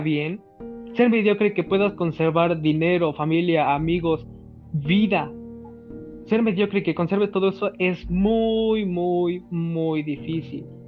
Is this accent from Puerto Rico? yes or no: no; Mexico; Así somos los mexicanos